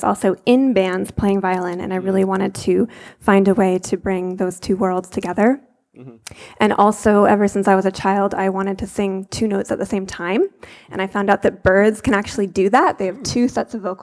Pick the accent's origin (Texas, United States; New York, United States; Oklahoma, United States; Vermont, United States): Vermont, United States; I was born in Vermont